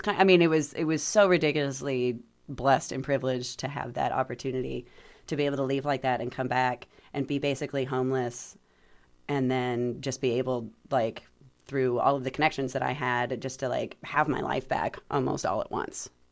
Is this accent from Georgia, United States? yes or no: yes; Atlanta, Georgia, United States; moved away as an adult; also born or lived in Germany; now in Bloomington, United States; I'm from Atlanta, I'm from a major city